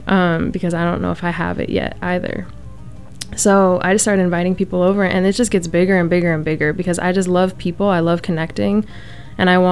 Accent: United States; as an American, as a first generation, as diasporic

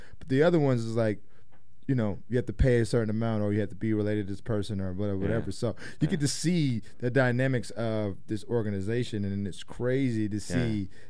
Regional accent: Indiana, United States; I'm from Indiana.

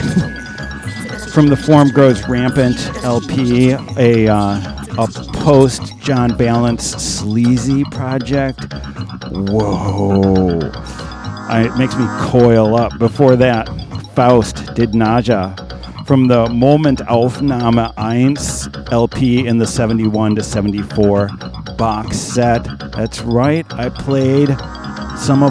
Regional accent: Michigan, United States; we're both from Michigan

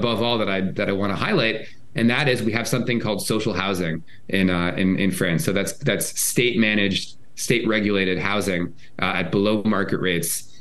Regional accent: around New York City, Northeast, United States; I'm from the Northeast.

